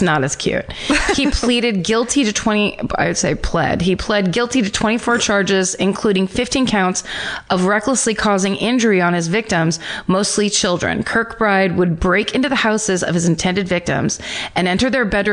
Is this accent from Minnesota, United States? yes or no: no; Petaluma, California, United States; my hometown